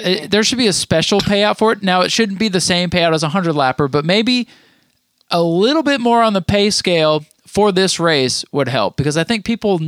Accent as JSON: {"language": "English", "region": "Vermont", "country": "United States", "tie": "born or raised there", "moved": "yes", "said": "those who know me know I grew up in Vermont"}